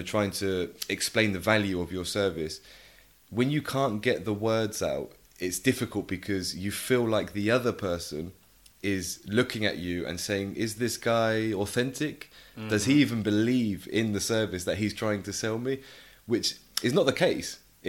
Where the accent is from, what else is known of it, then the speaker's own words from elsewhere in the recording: England, United Kingdom; first language English; I think for me, obviously being native English, half Spanish, half English, but obviously I grew up speaking English at home. So Spanish isn't my mother tongue.